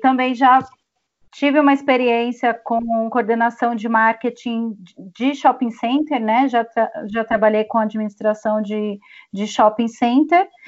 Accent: interior of São Paulo, Brazil; accent: paulista; eu sou do interior de São Paulo

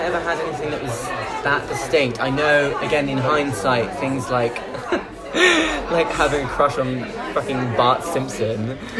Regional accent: High Wycombe, South East England, United Kingdom; I'm 22, and I was born in High Wycombe in Buckinghamshire.

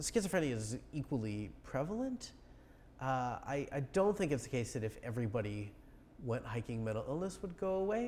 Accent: Arizona, United States; I'm from Arizona, you know, we're used to it down there.

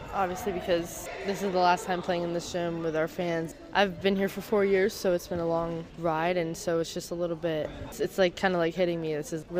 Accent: Flagler County, Florida, United States; I just want to soak in the last moments in my hometown because I've lived here for so long.

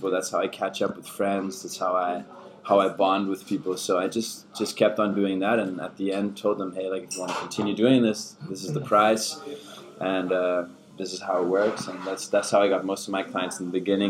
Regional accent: California, United States; first language German; English is a second language; moved away as an adult; also born or lived in Germany; now in Copenhagen, Denmark; I grew up in California, where I lived for 8 years together with my family. Originally, I'm from Germany, so I have a German background, speak German.

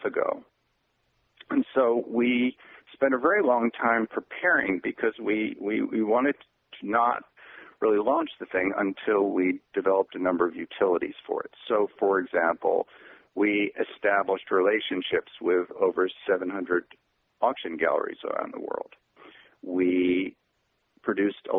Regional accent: New York, United States; Growing up in New York, I went to auctions quite frequently

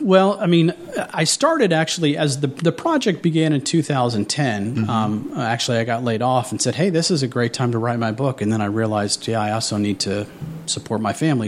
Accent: Southwest Ohio, United States; I grew up in Southwest Ohio.

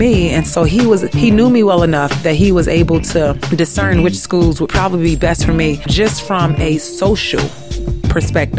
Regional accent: Chicago, Illinois, United States; moved away; I went to a high school that was so empowering for not just us as athletes, but as students as well. And so when I think about my high school experience and especially reconnecting to the Chicagoland area

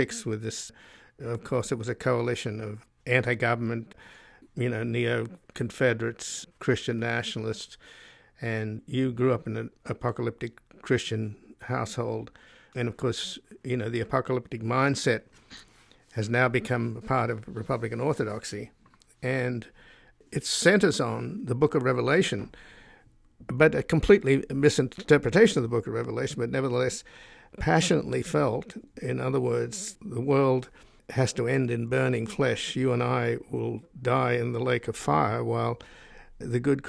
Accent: Australia; now in United States; I was born in Australia, so I'm a descendant from convicts

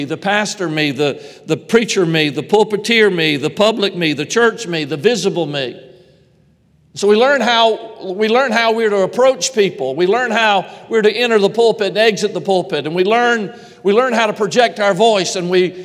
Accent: Georgia, United States; moved away; I'm originally from Georgia

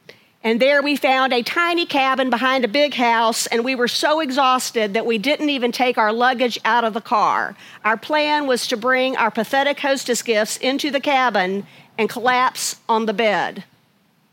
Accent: Chapel Hill, North Carolina, United States; also born or lived in Charlotte, North Carolina; I grew up in Chapel Hill, North Carolina, but I bring greetings from Charlotte

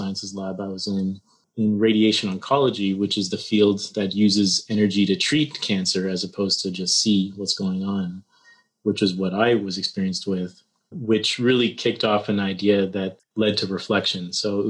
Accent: Toronto, Ontario, Canada; moved away as an adult; also born or lived in Waterloo, Canada / Stanford, United States; I hail from Canada, Toronto, Canada

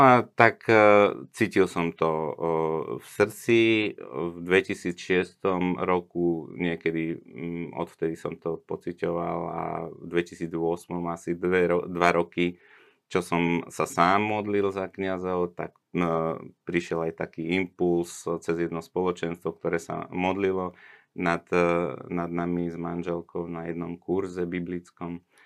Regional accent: Bratislava, Bratislava Region, Slovakia; ja som vyrastal v meste v Bratislave

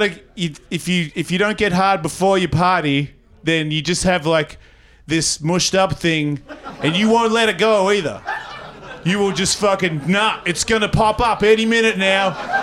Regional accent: Australia; But I'm Australian, so I don't really count myself as white.

